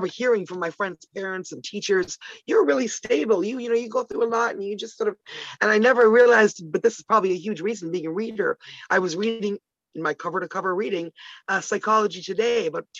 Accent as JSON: {"language": "English", "town": "Toronto", "region": "Ontario", "country": "Canada", "tie": "born or raised there", "also_born_or_lived": "Ottawa", "said": "I grew up in Ottawa, which is the capital of Canada. And until at age 10, I moved to Toronto"}